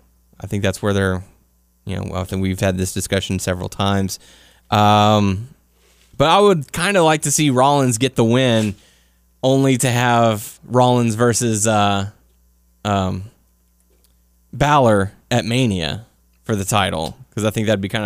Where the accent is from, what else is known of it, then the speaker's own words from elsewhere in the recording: Brooklyn, New York, United States; again, I'm from Brooklyn, and I hate morons who try to hijack the show